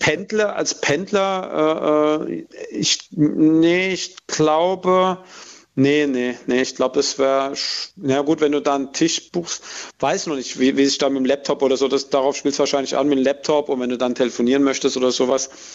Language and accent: German; village near Aschaffenburg, Bavaria, Germany; in mein Heimatdorf